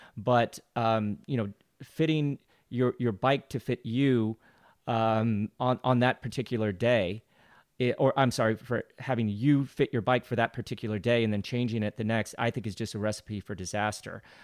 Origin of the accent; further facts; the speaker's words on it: United States; as an American